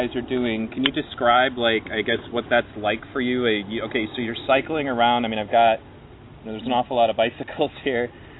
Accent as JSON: {"language": "English", "town": "Pontiac", "region": "Michigan", "country": "United States", "tie": "born or raised there", "said": "I grew up in Pontiac, actually."}